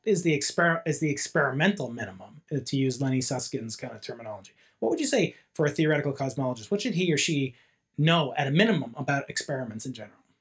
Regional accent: New York, United States; moved away; personal Big Bang began uh, 50 years ago in New York uh, State

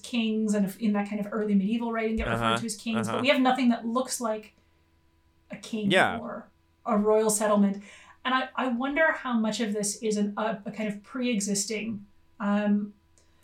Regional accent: United States; now in Australia; as an American

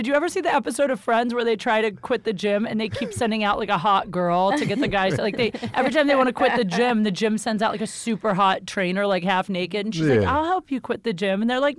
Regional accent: Ohio, United States

